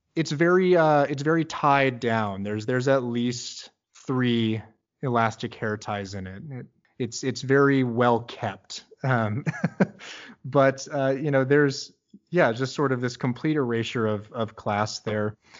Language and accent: English; Midwest, United States; now in Bay Area, United States; I'm from the Midwest originally